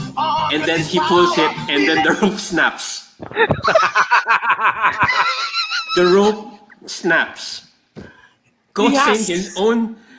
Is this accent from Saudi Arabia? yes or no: yes; Saudi Arabia; moved away; When I was growing up in Saudi.